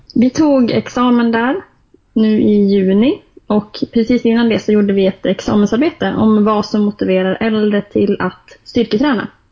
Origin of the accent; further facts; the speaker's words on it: Jämtland, Sweden; moved away as an adult; now in Stockholm, Sweden; Jag är ju från Jämtland så att det är mycket skidåkning för min